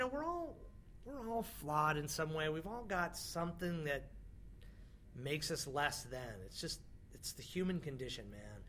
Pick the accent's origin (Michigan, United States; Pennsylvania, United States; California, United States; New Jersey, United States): California, United States; Weed; now in New York, United States; i am from California, but I grew up most of my years in a town called Weed, California